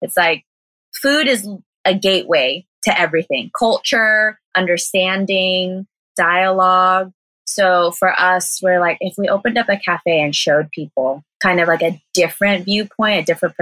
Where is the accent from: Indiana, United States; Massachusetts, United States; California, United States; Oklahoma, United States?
California, United States; Southern; moved away as an adult; now in Taiwan; I was born and raised in Southern California